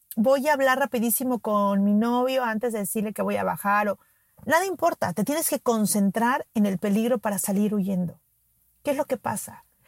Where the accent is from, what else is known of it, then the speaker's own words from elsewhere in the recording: Mexico City, Mexico; Yo soy de la Ciudad de México y en la Ciudad de México, en las escuelas desde muy pequeños hacemos simulacros